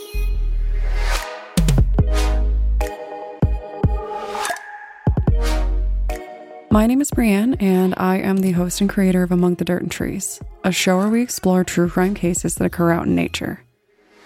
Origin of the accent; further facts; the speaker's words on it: Colorado, United States; my home state of Colorado